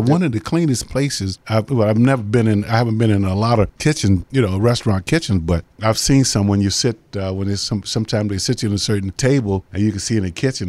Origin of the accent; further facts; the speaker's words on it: Jacksonville, Florida, United States; growing up in Jacksonville, you know, my mom was a assistant chef down at, uh, Punta Vedra Beach.